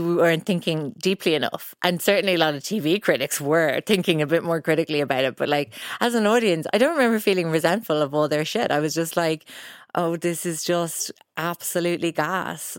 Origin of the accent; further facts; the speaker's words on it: Ireland; being Irish